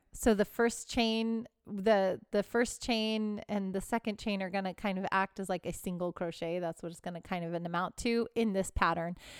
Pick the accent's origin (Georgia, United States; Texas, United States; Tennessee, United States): Texas, United States; Houston; now in California, United States; I'm from the South, I'm from Texas